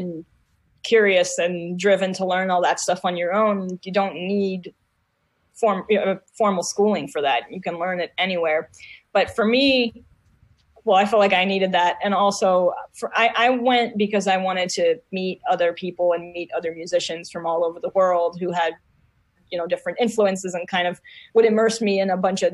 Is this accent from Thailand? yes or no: no; Israel; English is a second language; moved away; I was still in Israel and I was really kind of, I learned English for movies and TV and lyrics and stuff like